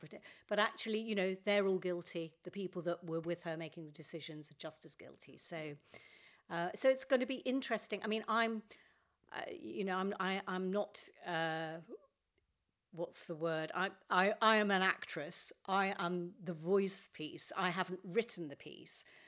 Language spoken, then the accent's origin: English; London, United Kingdom; I was brought up in North Finchley